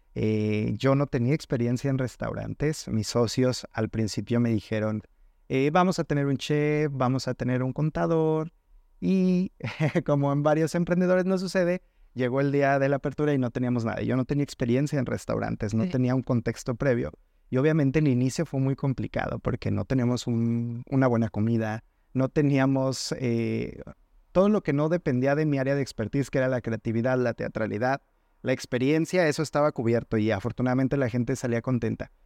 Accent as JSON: {"language": "Spanish", "region": "Mexico City", "country": "Mexico", "tie": "born or raised there", "moved": "as an adult", "lives_now": "Guadalajara, Mexico", "said": "Yo soy originario de la Ciudad de México"}